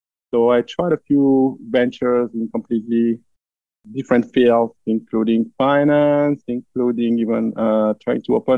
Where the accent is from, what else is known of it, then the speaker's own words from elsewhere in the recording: France; English is a second language; moved away as an adult; now in Florida, United States; I live in Florida here. I grew up in France, as probably my accent makes obvious.